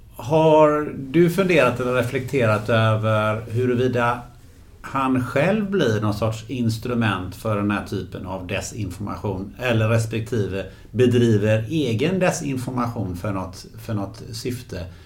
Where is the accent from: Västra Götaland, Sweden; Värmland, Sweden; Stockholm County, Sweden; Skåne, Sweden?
Västra Götaland, Sweden; Gothenburg; den stan där jag kommer från, från Göteborg